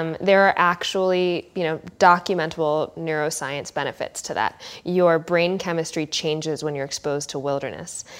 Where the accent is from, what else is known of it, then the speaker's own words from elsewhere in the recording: California, United States; I'm such a California person at heart